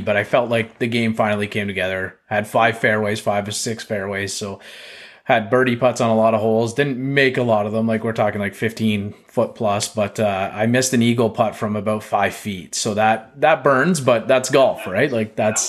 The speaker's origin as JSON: {"language": "English", "country": "Canada", "said": "I'm so Canadian"}